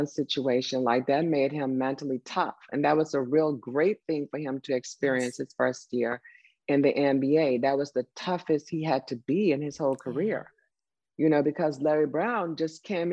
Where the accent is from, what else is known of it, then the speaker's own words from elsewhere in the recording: Turks & Caicos Islands; moved away; I'm from Turks and Caicos